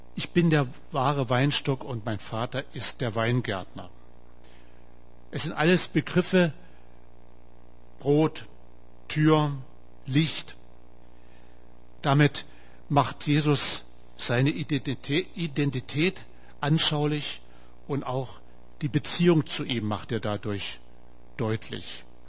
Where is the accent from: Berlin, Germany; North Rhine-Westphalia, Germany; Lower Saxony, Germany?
Lower Saxony, Germany; Wolfsburg; accent: Hochdeutsch; moved away as an adult; now in Heidenheim, Germany; Ihr merkt es an meinem Dialekt, ich spreche Hochdeutsch. Ich komme aus Norden, aus Wolfsburg.